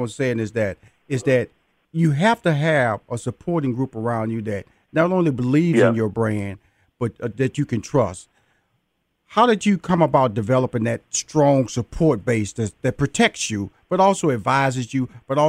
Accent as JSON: {"language": "English", "region": "Texas", "country": "United States", "said": "See, when I used to watch you, because I'm from Texas"}